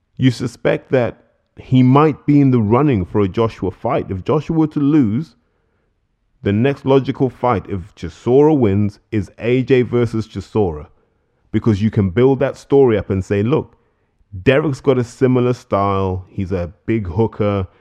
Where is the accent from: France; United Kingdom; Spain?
United Kingdom; as British fans